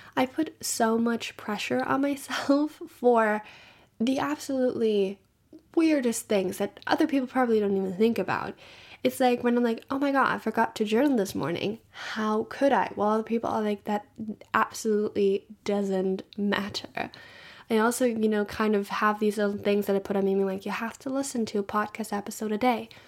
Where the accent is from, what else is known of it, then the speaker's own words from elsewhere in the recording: Germany; moved away; I'm from Germany